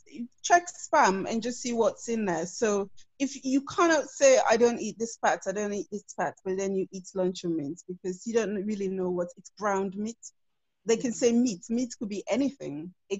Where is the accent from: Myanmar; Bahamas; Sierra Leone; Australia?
Sierra Leone; Freetown, Western Area; moved away; I was born and raised in Freetown, so not Creole, but yeah. I was born and raised in Freetown, and I think I went to Bo, I think, when I was a child